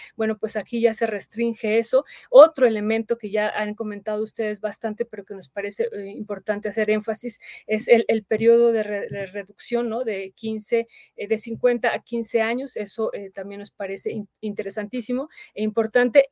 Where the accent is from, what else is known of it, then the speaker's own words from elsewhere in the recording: Mexico; nosotros votamos también como mexicanos